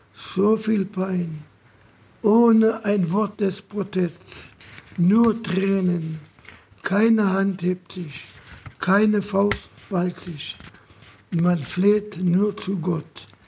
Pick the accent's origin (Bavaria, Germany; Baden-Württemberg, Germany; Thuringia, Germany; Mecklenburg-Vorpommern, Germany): Thuringia, Germany; Zechau-Leesen; Und bin geboren in Zechau-Lesen, Kreis Altenburg